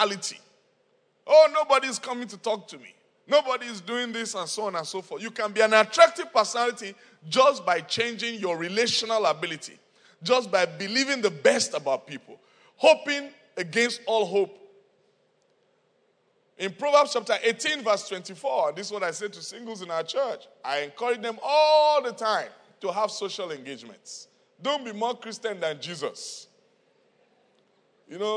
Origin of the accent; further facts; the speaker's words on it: Nigeria; moved away; I'm from Nigeria